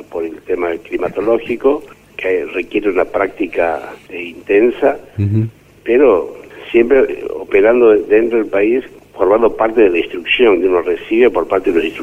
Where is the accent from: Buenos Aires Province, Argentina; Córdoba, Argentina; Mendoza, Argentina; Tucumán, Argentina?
Tucumán, Argentina; San Miguel de Tucumán; nacido y criado en Tucumán, en la capital de Tucumán.